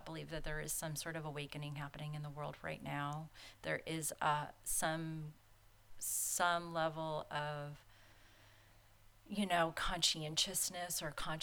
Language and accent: English; San Diego, California, United States; I grew up in San Diego and we had a beach house down in Mission Beach